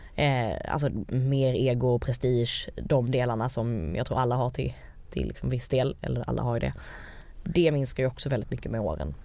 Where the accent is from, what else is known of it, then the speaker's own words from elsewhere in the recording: Malmö, Skåne, Sweden; moved away as an adult; also born or lived in United States; Jag kommer ju från Malmö med två naturvetarföräldrar